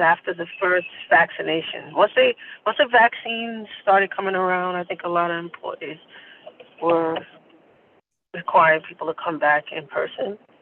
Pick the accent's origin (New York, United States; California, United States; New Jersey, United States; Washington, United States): New York, United States; New York City; live in Queens and I am from Queens, born and raised